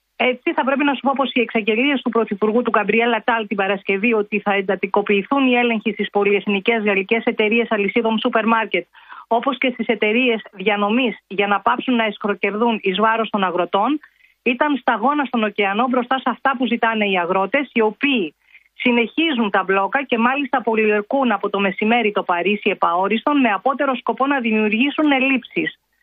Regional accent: Greece; now in France; είμαι από την Ελλάδα

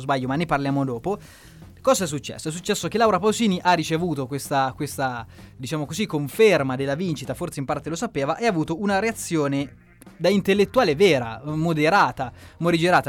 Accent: Italy

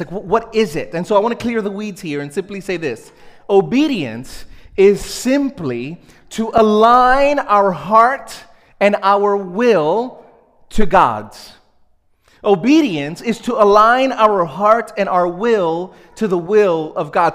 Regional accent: New York City, New York, United States; I grew up in Brooklyn, small uh, Spanish speaking Pentecostal church

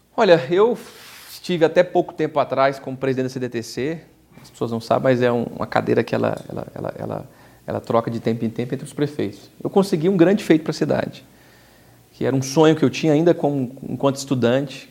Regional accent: Aparecida, São Paulo, Brazil; eu nasci em Aparecida, eu sou o primeiro prefeito eleito nascido da cidade. Eu cresci aqui

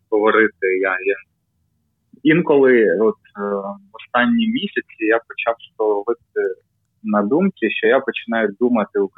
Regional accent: Kyiv, Ukraine; Ukrainian is a second language; Я я народився в Києві, да, в мене батько з Росії, мама з України.

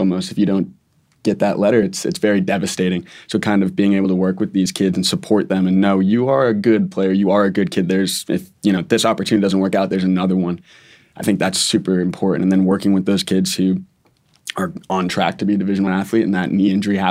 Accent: New England, United States; I'm from New England originally

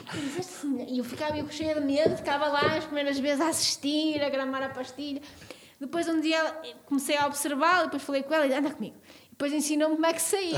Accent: Trás-os-Montes, a village in the Douro, Norte, Portugal; moved away; eu sou transmontana, sou de uma aldeia no Douro

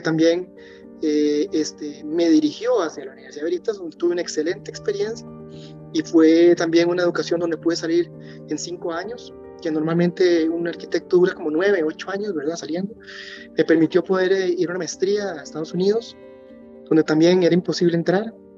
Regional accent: Costa Rica; moved away as an adult; also born or lived in United States / London, United Kingdom; estar de vuelta en mi país después de vivir bastantes años afuera

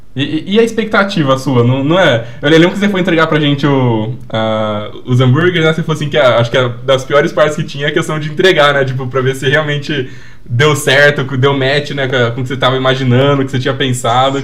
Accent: Paraná, Brazil; now in São Paulo, Brazil; eu vim do Paraná, né? É, até nasci aqui na, na, é. região de São Paulo, mas eu vim do Paraná. E eu lembro que na minha infância lá

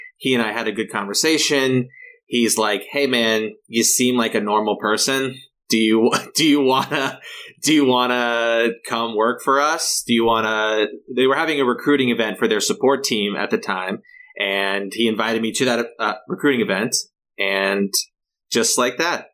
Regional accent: Los Angeles County, Southern California, United States; also born or lived in Humboldt County, California; now in San Francisco, United States; I grew up in Southern California in, in Los Angeles County.

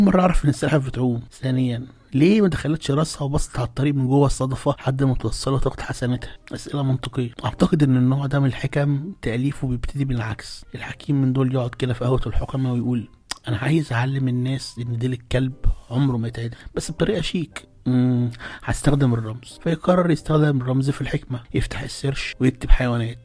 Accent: Alexandria, Alexandria Governorate, Egypt; عندنا في اسكندرية

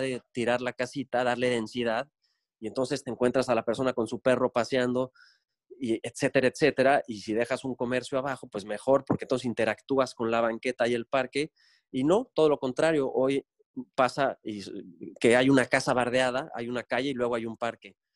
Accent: Cancún, Quintana Roo, Mexico; regreso a Cancún porque viví de chico en Cancún, es decir, secundaria y prepa las hice aquí. Tengo 43 años, nací en 76 y del, del 89 al 95 viví en Cancún por trabajo de mi papá.

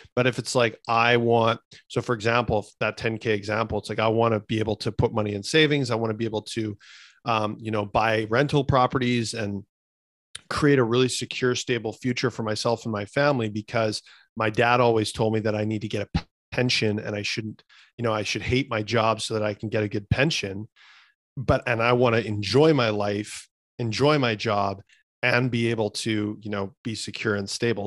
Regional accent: Canada; I'm a kid from Canada

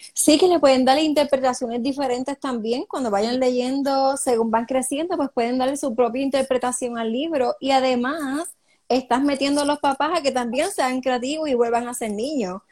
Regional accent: Cidra, Puerto Rico; yo soy de Sidra

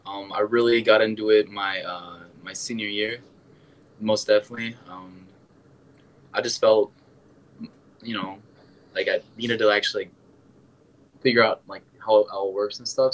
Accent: Wisconsin, United States; also born or lived in Iowa; I'm from Wisconsin

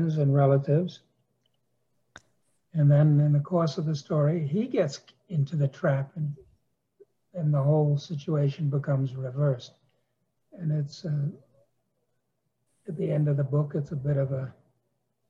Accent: New York City, New York, United States; also born or lived in Wisconsin; I was raised in New York City

